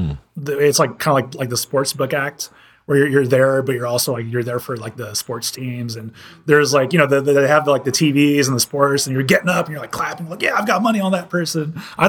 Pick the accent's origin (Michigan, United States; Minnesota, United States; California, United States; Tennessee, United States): California, United States; and I'm from California, you know, I'm from a part where it's really, you know, that's tech is like a really big thing over there.